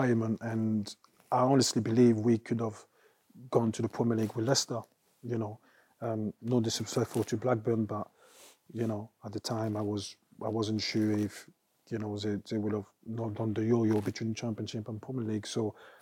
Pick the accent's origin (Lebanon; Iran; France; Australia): France; moved away; also born or lived in Italy; growing up in France and the academy